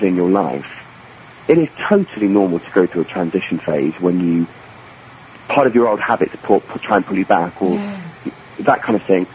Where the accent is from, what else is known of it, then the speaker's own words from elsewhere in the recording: England, United Kingdom; I'm English and I grew up in England